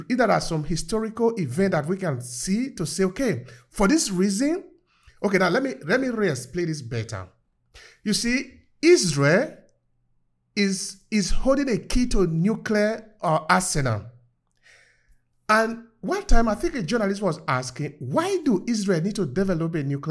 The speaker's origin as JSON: {"language": "English", "country": "Nigeria", "tie": "born or raised there", "said": "I was growing up in Nigeria"}